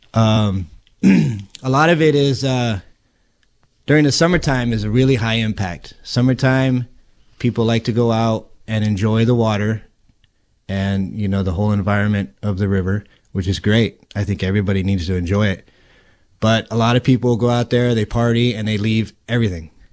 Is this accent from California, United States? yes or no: yes; Healdsburg, California, United States; now in Cloverdale, United States; I grew up in Healdsburg, and so the river was always something that we did